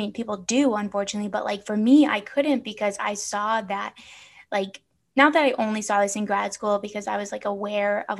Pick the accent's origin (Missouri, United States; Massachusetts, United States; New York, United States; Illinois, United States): Illinois, United States; Chicago; now in Phoenix, United States; growing up in Chicago, like in the city